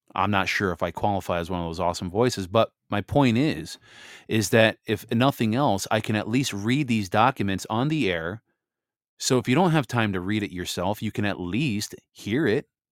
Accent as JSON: {"language": "English", "region": "Michigan", "country": "United States", "said": "I'm from Michigan here."}